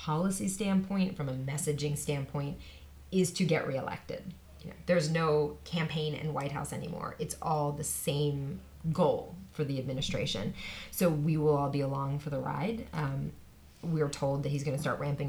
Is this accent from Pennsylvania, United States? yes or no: yes; Pennsylvania, United States; now in Washington, United States; my home state of Pennsylvania